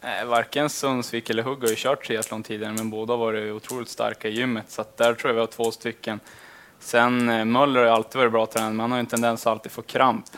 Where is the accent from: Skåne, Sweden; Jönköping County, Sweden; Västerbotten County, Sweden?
Västerbotten County, Sweden; Lycksele; moved away as an adult; now in Skellefteå, Sweden; hemma i Lycksele